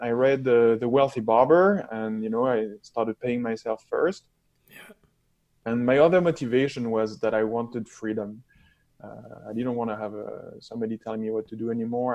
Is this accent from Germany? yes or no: no; France; moved away as an adult; also born or lived in Toronto, Canada; now in London, Canada; I'm from France